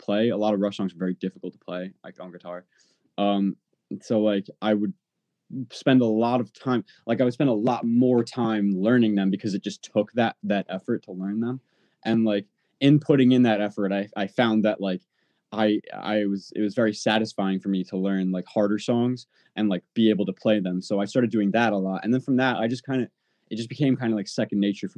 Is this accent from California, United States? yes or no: no; Long Island, New York, United States; I grew up, on Long Island